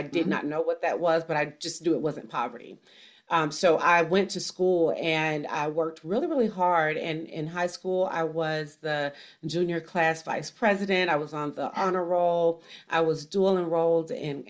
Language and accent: English; Mississippi, United States; also born or lived in Florida; now in Georgia, United States; I grew up in poverty in Mississippi